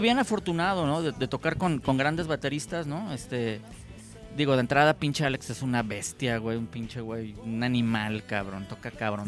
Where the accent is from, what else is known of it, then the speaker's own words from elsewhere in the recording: Guadalajara, Jalisco, Mexico; moved away as an adult; now in Los Cabos, Mexico; yo ya no soy tapatío, soy, soy, soy cabeño